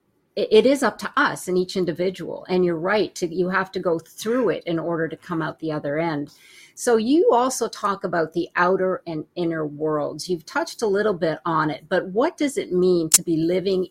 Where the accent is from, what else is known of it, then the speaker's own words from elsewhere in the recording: Canada; moved away; I'm originally from Canada